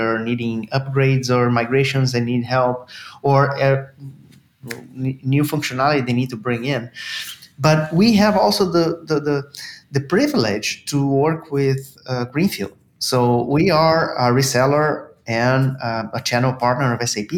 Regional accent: Brazil; moved away as an adult; now in Canada; I'm originally from Brazil

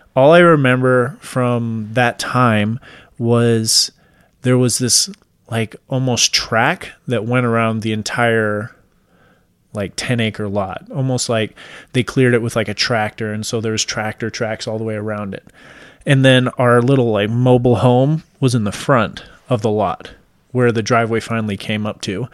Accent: Washington, United States; moved away; I'm originally from Washington State. We lived out in the mountains in Washington.

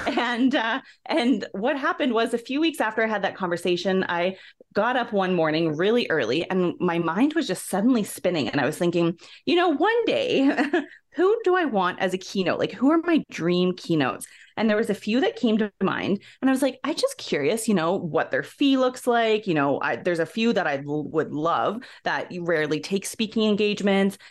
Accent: Ontario, Canada; moved away as an adult; now in Alberta, Canada; I'm originally from Ontario, Canada, and shortly after high school, I came out west to Alberta

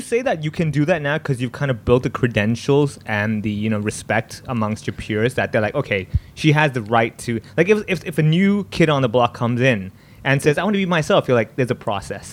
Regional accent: Hong Kong; growing up here being Indian, people think I don't speak Cantonese

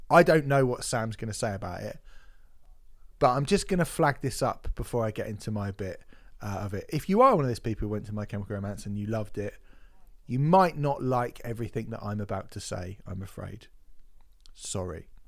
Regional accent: Barnsley, Yorkshire and the Humber, United Kingdom; Milton Keynes is the worst, and I'm from Barnsley, so

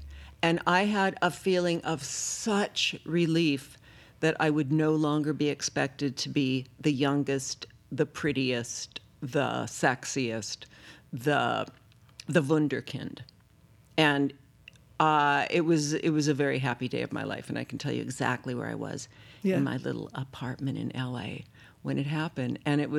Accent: New York, United States; I grew up in New York.

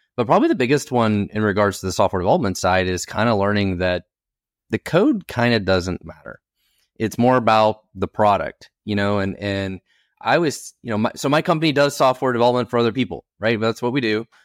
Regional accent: Oklahoma, United States; I was born in Oklahoma in a trailer park

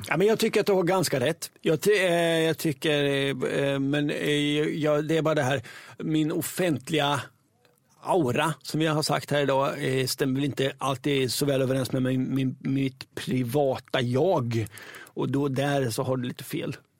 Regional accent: Östergötland, Sweden; accent: Östgöta English; min östgötska engelska

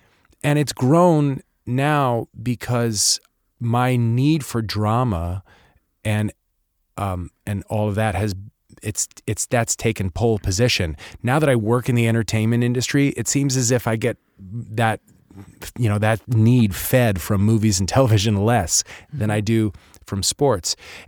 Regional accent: East Coast, United States; born there; also born or lived in California / England / Midwest; I was born in the East Coast, but, you know, I then moved to California. I moved around a bunch of places. I've spent a lot of time in England and then the Midwest for, you know, a good chunk of my adolescence.

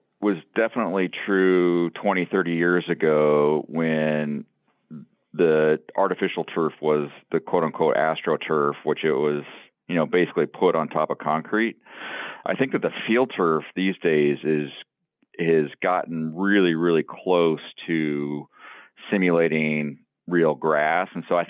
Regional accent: Ames, Iowa, United States; I grew up in Ames and went to Cyhawk. I've been to these Cyhawk games my entire life.

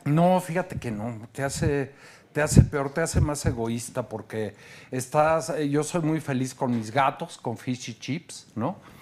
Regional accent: Mexico; como mexicanos

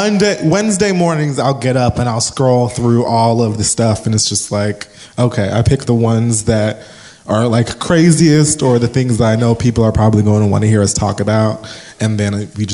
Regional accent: Philadelphia, Pennsylvania, United States; I'm from Philly.

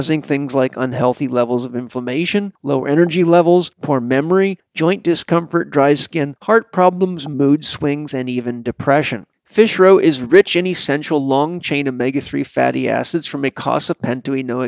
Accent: Vancouver Island, British Columbia, Canada; I grew up on Vancouver Island, British Columbia

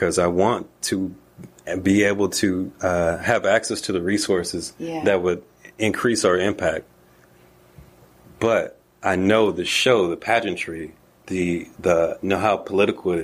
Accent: Snellville, Georgia, United States; also born or lived in New York; I grew up in Snellville, unincorporated Snellville

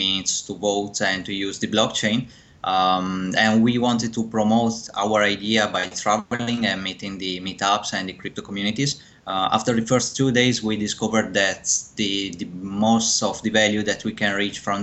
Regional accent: Verona, Veneto, Italy; moved away as an adult; also born or lived in Ireland / Netherlands / United Kingdom; I'm from Italy, born in Verona, and I studied there at the university in Italy.

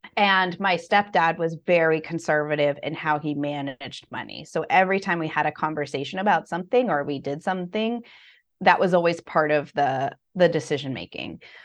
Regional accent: United States; My father was from Puerto Rico, so I was born in the States

